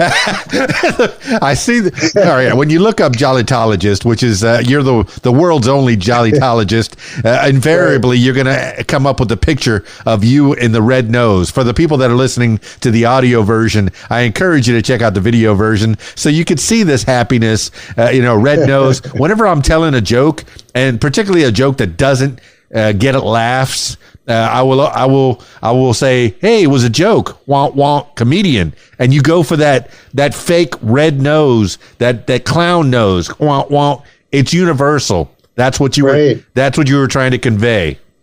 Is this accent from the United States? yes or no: yes; Miami, Florida, United States; I was born and raised in Miami, South Florida, the Florida Keys